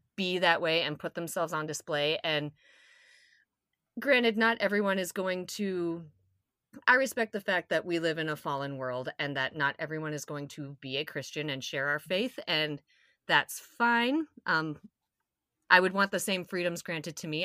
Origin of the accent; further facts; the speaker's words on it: South Dakota, United States; I'm from South Dakota